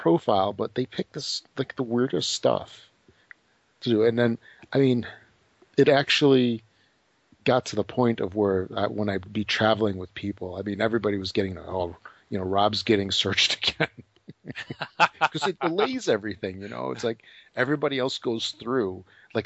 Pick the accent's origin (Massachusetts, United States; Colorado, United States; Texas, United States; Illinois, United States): Illinois, United States; Chicago; I was born in Chicago. I mean, I've been here pretty much forever.